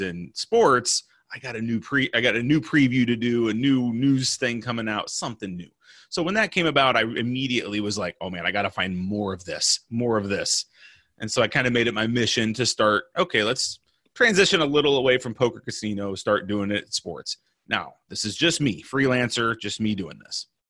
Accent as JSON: {"language": "English", "region": "Illinois", "country": "United States", "moved": "yes", "lives_now": "Orlando, United States", "said": "I'm originally from Illinois. I live in Orlando, Florida now."}